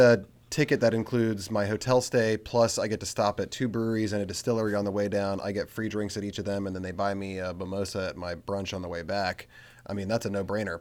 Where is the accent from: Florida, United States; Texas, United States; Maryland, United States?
Maryland, United States; Frederick; I'm from Frederick